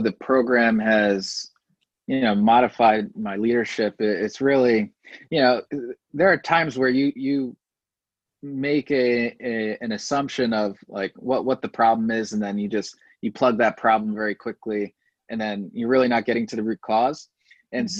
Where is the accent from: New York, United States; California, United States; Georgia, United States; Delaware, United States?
Delaware, United States; I'm from Delaware, yeah. uh, but no, the state.